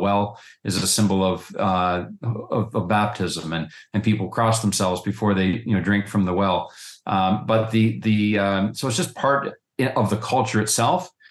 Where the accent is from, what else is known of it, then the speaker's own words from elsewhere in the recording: Western Pennsylvania, United States; I'm from Western PA